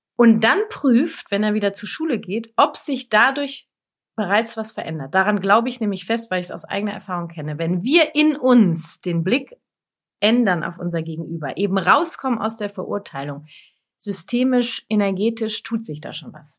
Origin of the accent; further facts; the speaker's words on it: Lippe, North Rhine-Westphalia, Germany; ich komme aus Lippe